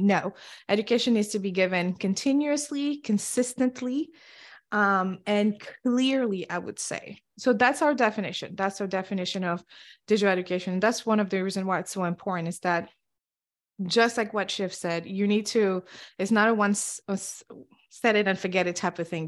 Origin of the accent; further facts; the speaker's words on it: Senegal; English is a second language; moved away; also born or lived in Cape Verde; I grew up and was born and raised in Senegal and West Africa